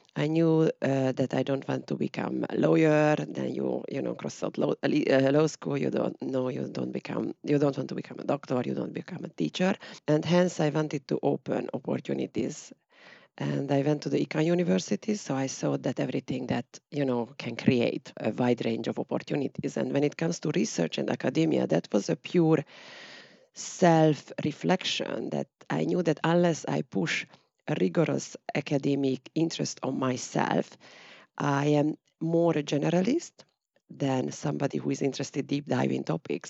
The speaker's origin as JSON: {"language": "English", "country": "Hungary", "tie": "born or raised there", "said": "my hometown was near to the Romanian border"}